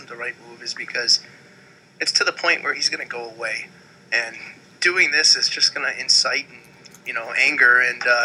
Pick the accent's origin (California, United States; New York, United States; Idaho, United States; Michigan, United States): New York, United States; Niagara Falls; my hometown of Niagara Falls